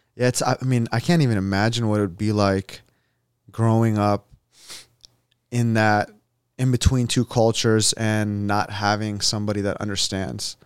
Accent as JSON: {"language": "English", "country": "United States", "tie": "born or raised there", "said": "I was born here."}